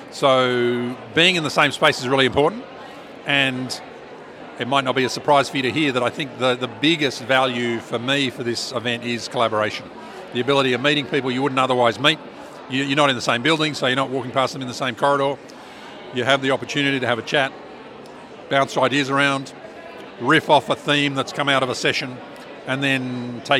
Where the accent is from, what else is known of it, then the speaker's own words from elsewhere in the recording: Tasmania, Australia; now in Launceston, Australia; I'm a philosopher from Tas, uh, UTAS, based in Lonnie